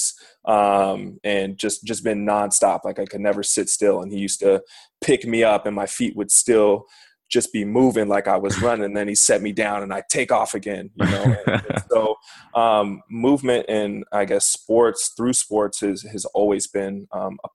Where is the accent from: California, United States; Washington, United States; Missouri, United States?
Washington, United States; SeaTac; also born or lived in Issaquah; So I was born and raised in greater Seattle area in a city called SeaTac